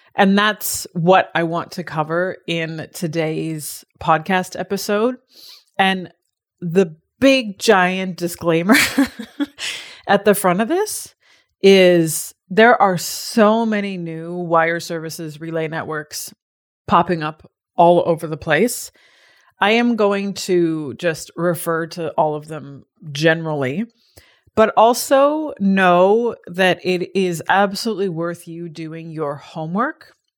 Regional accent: Canada; now in Australia; as a Canadian

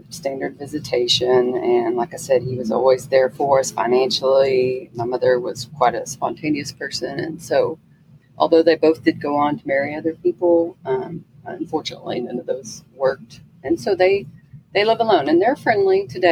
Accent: Texas, United States; I grew up in Texas

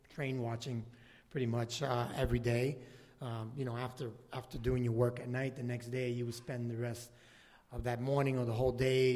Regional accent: New York City, New York, United States; I grew up in the Lower East Side, Chinatown, right by the water

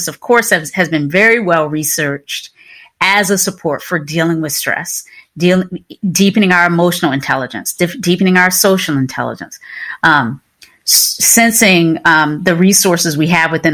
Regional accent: Kinston, North Carolina, raised in Virginia, United States; I was born and raised in the South, right? So Kinston, North Carolina, the small town, 30 miles inland from the coast or so, in Southeast Carolina, and then raised in Virginia

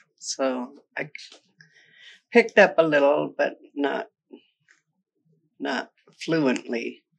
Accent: Muckleshoot, Washington, United States; Grew up in Muckleshoot most of my life.

